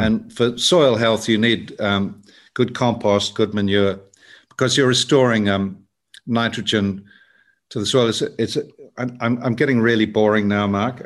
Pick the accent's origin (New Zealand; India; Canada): New Zealand; South Island; I grew up in the South Island